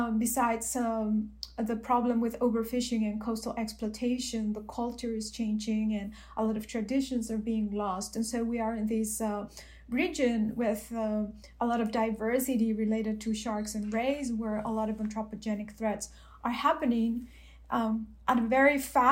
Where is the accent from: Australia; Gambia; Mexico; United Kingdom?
Mexico; I'm from Mexico